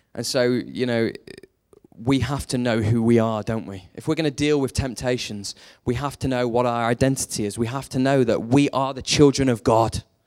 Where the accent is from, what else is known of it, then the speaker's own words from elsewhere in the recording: United Kingdom; we're British